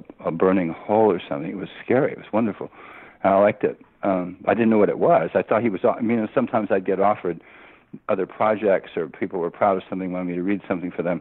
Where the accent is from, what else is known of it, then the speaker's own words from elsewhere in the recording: United States; I'm an American